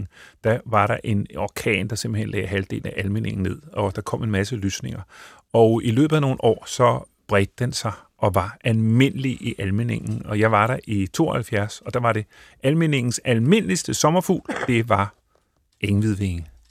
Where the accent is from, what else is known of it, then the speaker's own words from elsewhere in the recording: northern Bornholm, Capital Region of Denmark, Denmark; jeg voksede op på Nordbornholm, hvor det myldrede med sjove sommerfugle